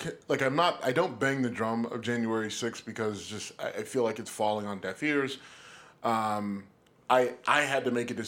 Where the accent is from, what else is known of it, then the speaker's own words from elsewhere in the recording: United States; I am an American kid through and through.